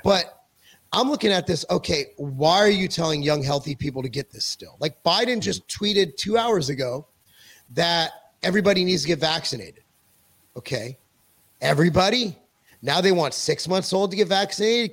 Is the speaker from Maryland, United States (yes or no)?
no; California, United States; moved away as an adult; now in Tennessee, United States; I'm a Jew from California